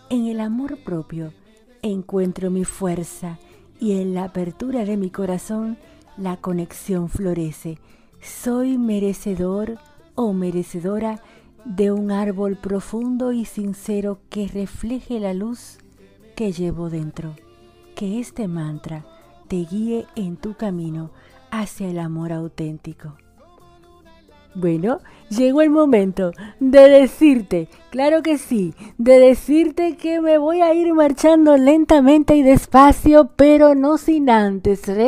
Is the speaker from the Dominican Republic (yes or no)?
yes; Dominican Republic; Soy una dominicana por esta RSC Radio y la dominicana más argentina de la bolita del mundo.